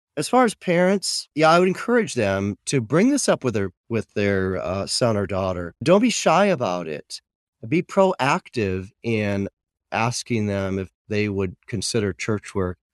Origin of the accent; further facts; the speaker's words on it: Michigan, United States; now in Plano, United States; I grew up in Michigan on a farm.